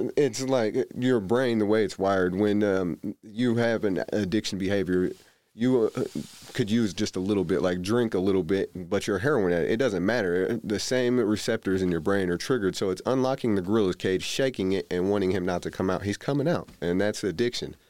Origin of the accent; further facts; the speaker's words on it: Indianapolis, Indiana, United States; I grew up primarily in Indianapolis